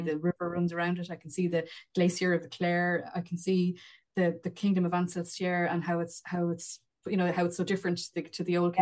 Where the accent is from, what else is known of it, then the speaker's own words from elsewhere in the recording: Wexford, Leinster, Ireland; an ordinary terraced house in an ordinary town in Wexford